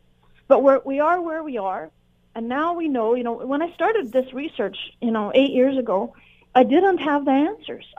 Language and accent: English; Canada; we're all Canadian here